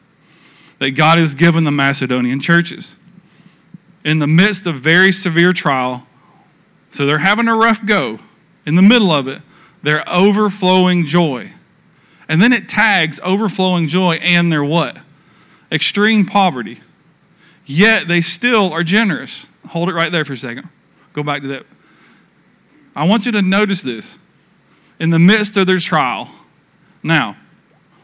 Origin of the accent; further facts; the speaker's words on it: United States; we're from the States